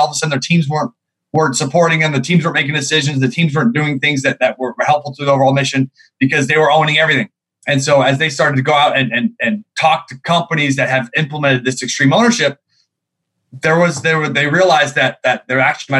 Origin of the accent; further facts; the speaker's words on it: Seattle, Washington, United States; also born or lived in New York; Sure. Well, I'm from Seattle, Washington, originally. Navy brat. My dad was in the Navy for 24 years. I come from a big family.